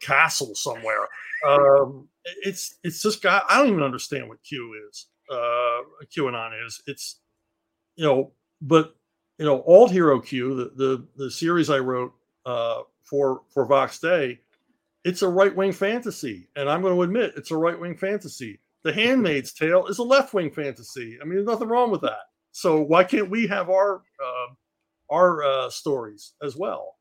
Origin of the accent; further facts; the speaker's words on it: Philadelphia, Pennsylvania, United States; I grew up in Philly